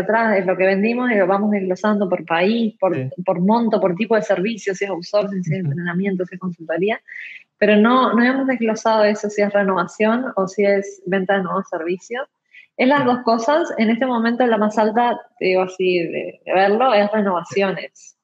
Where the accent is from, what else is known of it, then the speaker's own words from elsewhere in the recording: Uruguay; yo soy uruguaya, estudié en Uruguay